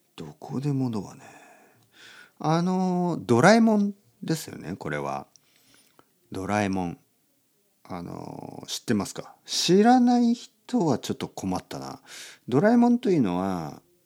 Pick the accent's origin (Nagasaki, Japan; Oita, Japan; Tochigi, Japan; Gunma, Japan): Oita, Japan; Kyushu; moved away; 九州の大分県ですか僕の実家